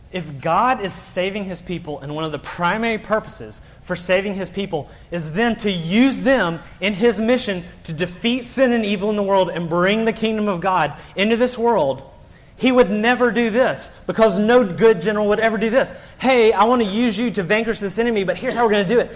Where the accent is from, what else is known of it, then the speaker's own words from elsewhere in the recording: Birmingham, Alabama, United States; moved away as an adult; now in South Carolina, United States; I grew up in Birmingham. My whole support base is in Alabama